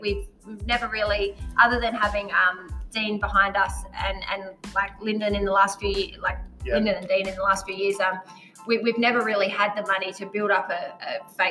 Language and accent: English; Adelaide, South Australia, Australia; I'm from Adelaide